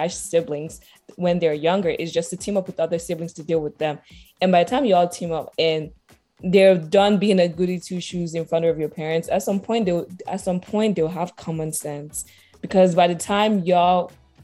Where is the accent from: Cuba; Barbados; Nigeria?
Nigeria; as a Nigerian child